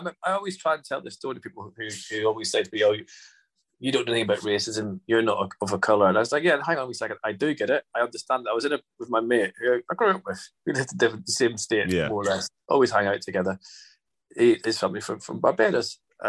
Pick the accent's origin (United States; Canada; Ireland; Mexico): Ireland; And I always put down as, like, you know, being Irish in the 80s, there was a lot of things going on because of the Troubles and everything else.